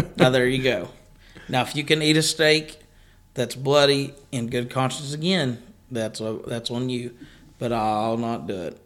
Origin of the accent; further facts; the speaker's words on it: Kentucky, United States; we are from Kentucky